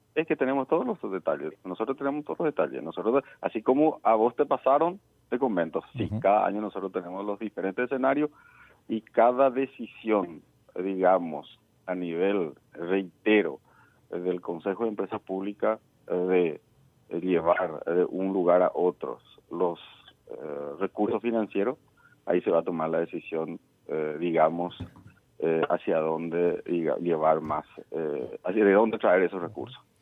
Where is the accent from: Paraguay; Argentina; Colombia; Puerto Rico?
Paraguay; nosotros eh, nos merecemos como paraguayos